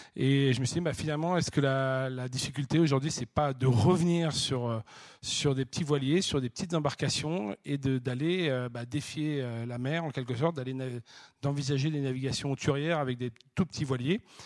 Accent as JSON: {"language": "French", "town": "La Chaux-de-Fonds", "region": "Neuchâtel", "country": "Switzerland", "tie": "born or raised there", "moved": "yes", "said": "je suis né à la Chaux-de-Fonds"}